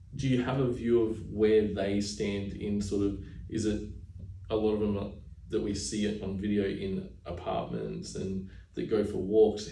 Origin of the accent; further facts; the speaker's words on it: Burpengary, Queensland, Australia; I grew up on acreage in Burpengary, Queensland, as a little young fella